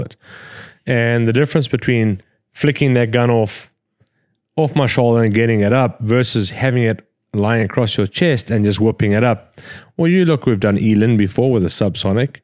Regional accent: Scotland, United Kingdom; We're fucking Scottish

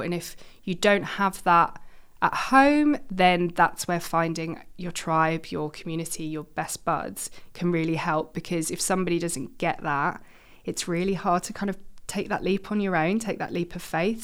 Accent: London, United Kingdom; moved away as an adult; now in Manchester, United Kingdom; I'm from London originally

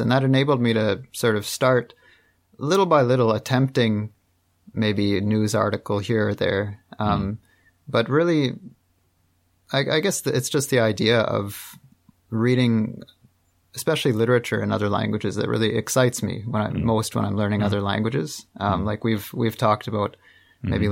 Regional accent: just outside of Toronto, Ontario, Canada; also born or lived in Montreal; I'm from Canada. I'm from uh, just outside of Toronto

